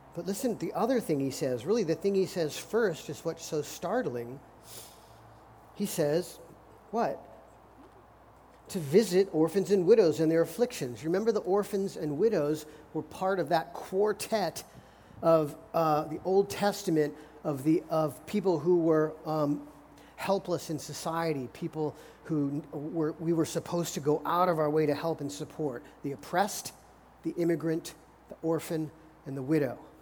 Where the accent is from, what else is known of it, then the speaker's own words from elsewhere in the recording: United States; as American Christians